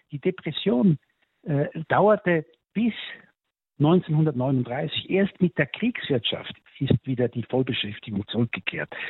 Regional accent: Switzerland; sogar meine Heimat, die Schweiz, äh, muss ich sagen

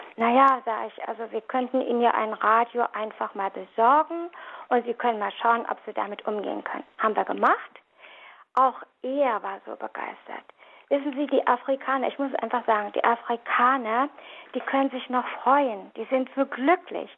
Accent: Berlin, Germany; moved away; Ich komme aus der Diaspora, aus Berlin, vielleicht hört man das noch ein bisschen, hatte eine sehr, sehr fromme Mutter

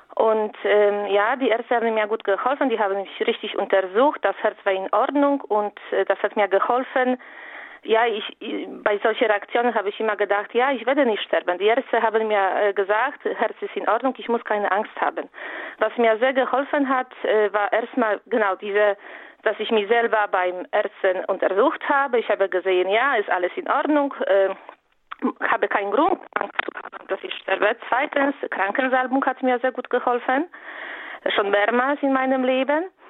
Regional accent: Poland; German is a second language; moved away; ich komme aus Polen und lebe im Ausland

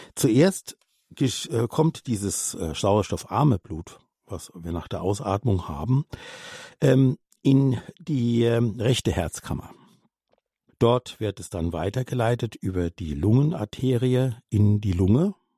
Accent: Austria; als Österreicherin

